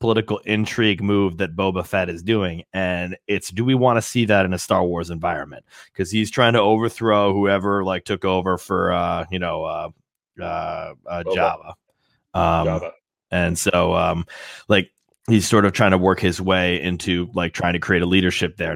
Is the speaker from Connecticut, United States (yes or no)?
yes; Connecticut, United States; accent: Connecticut; That's my Connecticut accent.